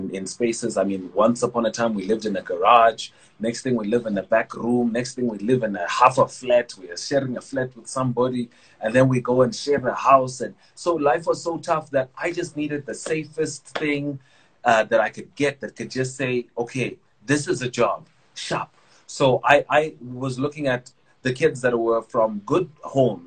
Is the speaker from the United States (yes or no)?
no; Vanderbijlpark, Gauteng, South Africa; also born or lived in Tsomo, Eastern Cape; I grew up in the Val, Vanderbilt Park, Sebokeng. You know, I'm originally from Tsomo, Eastern Cape, in the villages, that side. That's where family is from.